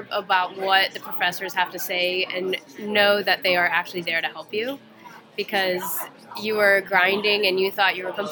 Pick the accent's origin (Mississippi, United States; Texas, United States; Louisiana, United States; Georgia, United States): Georgia, United States; Atlanta; So I was born and raised in the South.